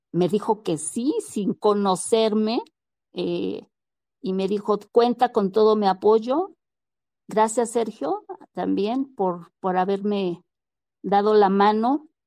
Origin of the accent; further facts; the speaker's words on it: Mexico; Pues que movemos, o sea, realmente como sociedad, como mexicanos, movemos, movemos.